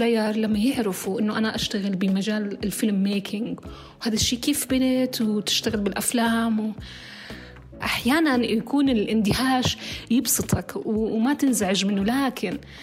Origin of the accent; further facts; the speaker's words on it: Petra, Ma'an Governorate, Jordan; moved away as an adult; now in Amman, Jordan; من بدو البتراء السكان